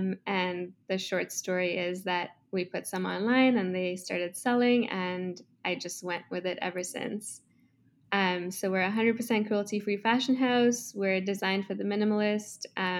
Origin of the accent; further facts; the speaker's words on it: Kenya; now in Toronto, Canada; I grew up in Kenya. I'm currently in Toronto, Canada.